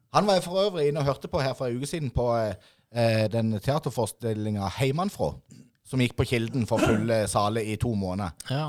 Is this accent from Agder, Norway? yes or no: yes; Idrettsparken, Agder, Norway; jeg er jo født og oppvokst i Idrettsparken